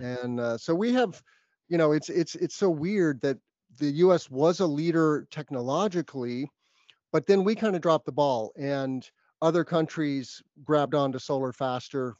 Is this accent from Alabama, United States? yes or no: no; New Mexico, United States; I grew up in New Mexico